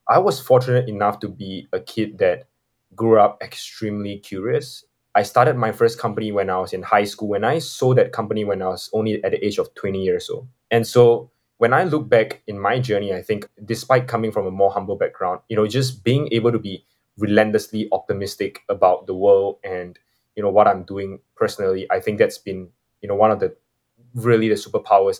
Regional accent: Singapore; I'm from Singapore

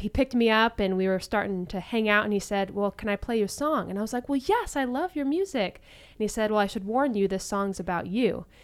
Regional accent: Springfield, Illinois, United States; now in Orange County, United States; I'm actually from Springfield, Illinois

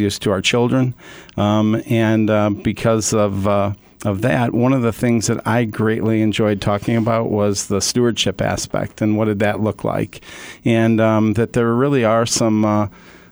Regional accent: Hinsdale, Illinois, United States; I was born and raised in Hinsdale, Illinois

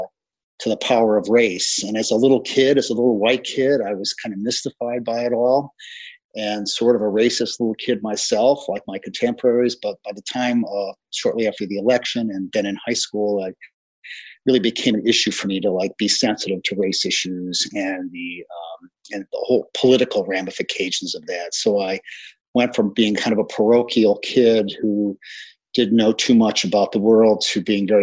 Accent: Gary, Indiana, United States; I grew up in Gary, Indiana, in the 1960s, and it was a terrible place

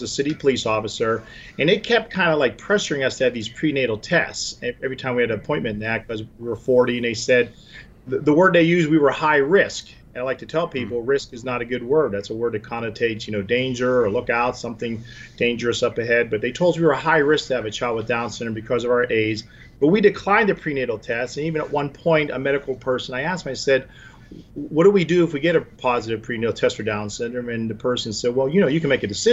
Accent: Pittsburgh, Pennsylvania, United States; moved away as an adult; also born or lived in Atlanta, Georgia / Fort Myers, Florida; I returned to my hometown of Pittsburgh in the early 90s

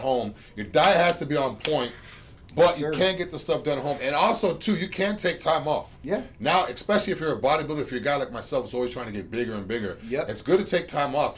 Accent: Boston, Massachusetts, United States; now in Tampa, United States; I'm from Boston

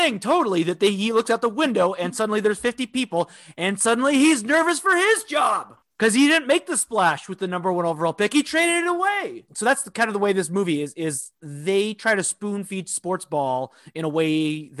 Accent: Minnesota, United States; My home state is Minnesota

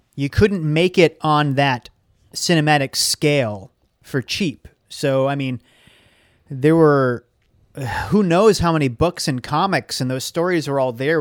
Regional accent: Saugus, Massachusetts, United States; born or raised there

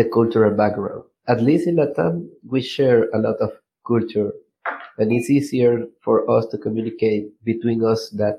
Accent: Venezuela; English is a second language; I'm from Venezuela

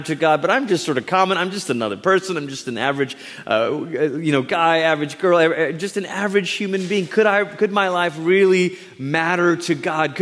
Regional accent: Malaysia; moved away; I was born in Malaysia, grew up there

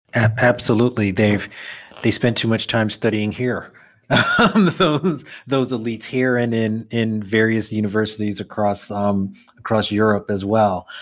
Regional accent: New York City, New York, United States; born and bred Brooklyn kid

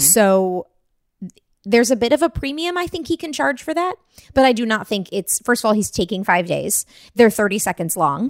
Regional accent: California, United States; also born or lived in Mesa, Arizona / Orange County / Los Angeles County; I consider myself to be born and raised in California.

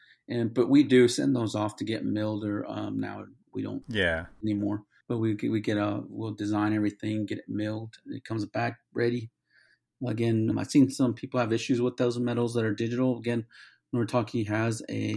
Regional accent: California, United States; now in Atlanta, United States; I'm originally from California

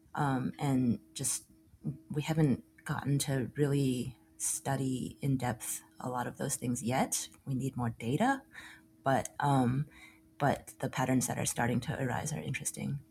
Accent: Austin, Texas, United States; also born or lived in Chicago; now in Brooklyn, United States; born and raised in Austin

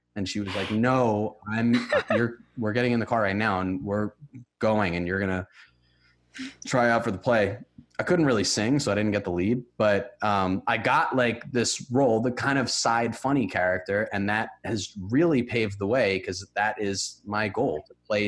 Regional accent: White Plains, New York, United States; I'm from White Plains, New York, which is a suburb

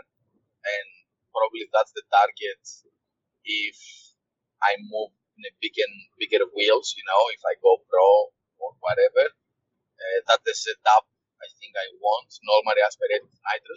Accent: Greece; I'm from Greece

